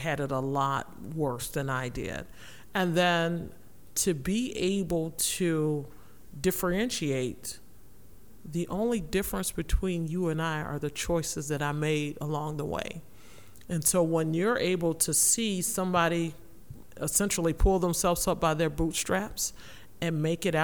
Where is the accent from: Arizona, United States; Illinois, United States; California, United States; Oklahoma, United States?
Illinois, United States; Rockford; growing up in Rockford